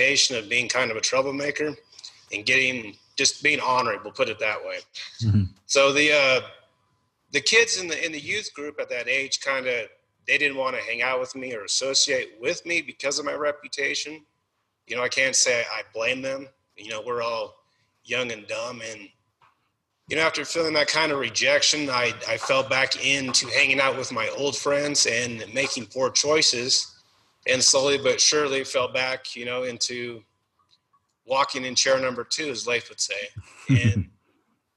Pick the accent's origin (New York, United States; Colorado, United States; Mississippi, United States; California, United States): Colorado, United States; Northeast; I grew up in Colorado, in Northeast Colorado. So it's farming country